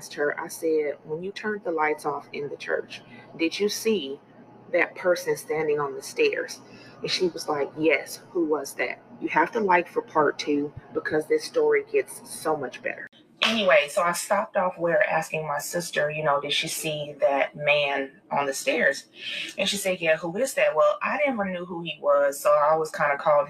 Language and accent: English; California, United States; I belong to a well-known church in my home state of California